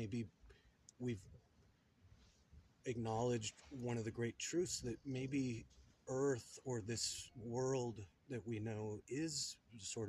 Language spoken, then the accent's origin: English; Albuquerque, New Mexico, United States; I was born in Albuquerque, New Mexico